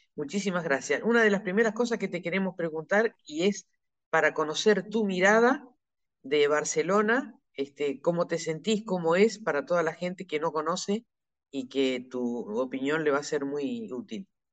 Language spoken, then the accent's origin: Spanish; Neuquén, Argentina; yo soy de Neuquén